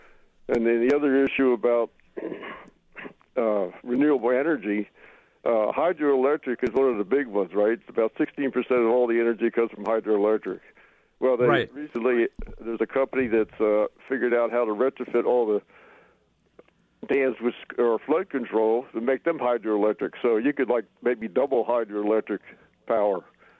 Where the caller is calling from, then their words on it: Hawthorne, Wisconsin, United States; also born or lived in Eden Prairie, Minnesota; I'm calling from Eden Prairie right now, but we've had about 20 inches of snow over in Hawthorne